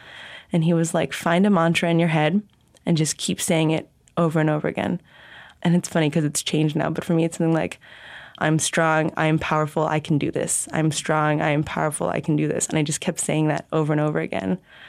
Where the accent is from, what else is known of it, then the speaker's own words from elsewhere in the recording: Southern California, United States; now in Honolulu, United States; I'm originally from Southern California, but I now live in Honolulu, Hawaii.